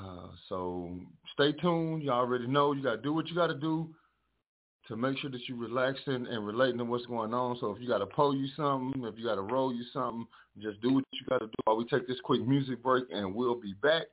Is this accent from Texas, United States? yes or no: yes; San Antonio, Texas, United States; I was from San Antonio, Texas.